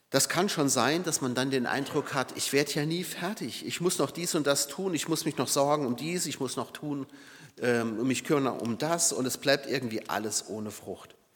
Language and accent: German; Saarbrücken, Saarland, Germany; Und ich weiß es aus meiner Heimat Saarbrücken, ähm, die, die Stadt lag ja wirklich in Schutt und Asche.